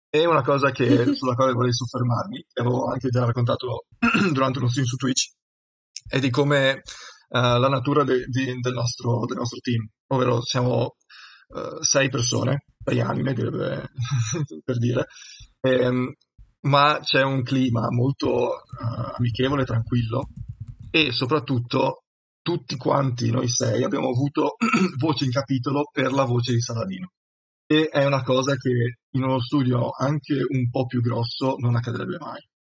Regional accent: Udine, Friuli-Venezia Giulia, Italy; sono di Udine

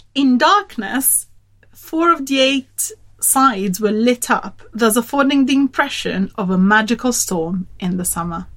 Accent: Turin, Piedmont, Italy; Turin, my hometown

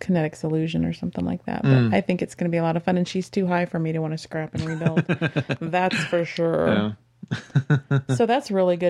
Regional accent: Texas, United States; growing up in Texas, y'all works for me.

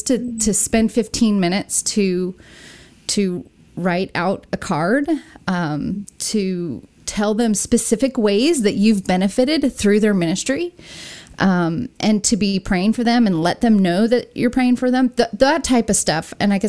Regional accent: California, United States; Well, I'm a SoCal girl turned into a Southerner, I guess. You can't tell that I'm from Southern California anymore with my accent.

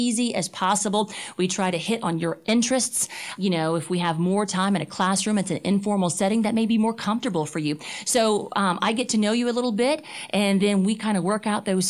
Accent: Cajun country, Louisiana, United States; I'm from Cajun country

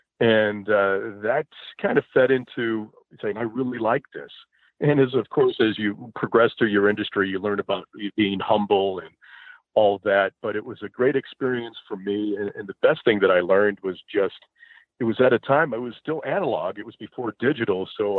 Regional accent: Chicago, Illinois, United States; I grew up in the Chicago area

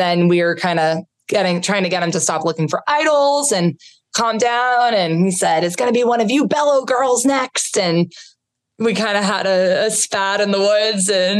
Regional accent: Boston, Massachusetts, United States; We're both from Boston area

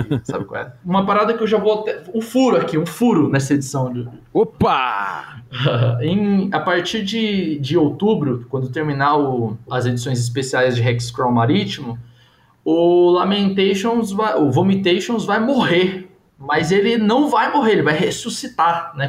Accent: Brazil; a gente é brasileiro

